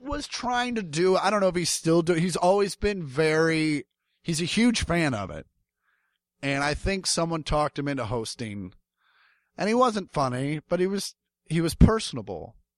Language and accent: English; Kansas City, United States; growing up in Kansas City